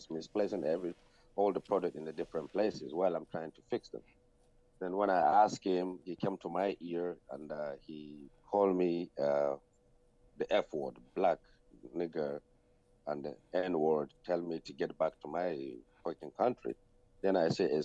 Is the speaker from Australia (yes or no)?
no; Sudan; moved away as an adult; now in Ireland; I was born in Sudan, and my mom was born in Sudan, and my father is a Sudanese, but my grandparents are originally from Nigeria, and I came to Ireland as an asylum seeker, which I spent almost 20 years now in Ireland.